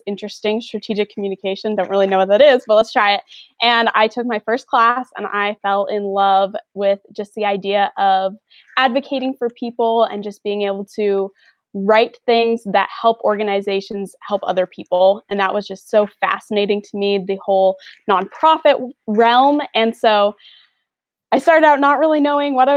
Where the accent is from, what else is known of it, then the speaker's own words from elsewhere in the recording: Brockville, Ontario, Canada; moved away as an adult; now in Marion, United States; I'm from Brockville, Ontario, Canada